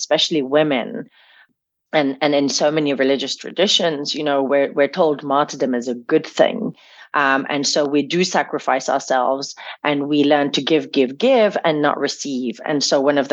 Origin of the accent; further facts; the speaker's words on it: Damascus, Damascus Governorate, Syria; being age six and growing up in Damascus